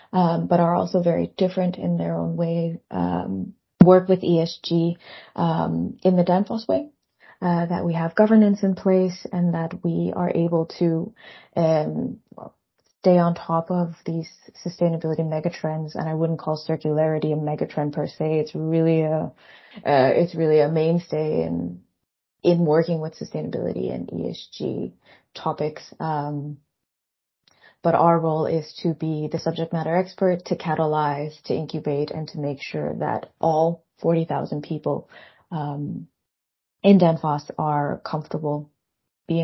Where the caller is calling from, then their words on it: Copenhagen, Capital Region, Denmark; I'm calling you from Copenhagen, Denmark.